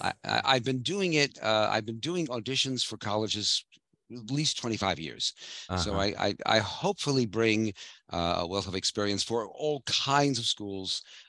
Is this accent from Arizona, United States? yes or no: no; New York City, New York, United States; moved away as an adult; I'm a native of New York. I grew up in Brooklyn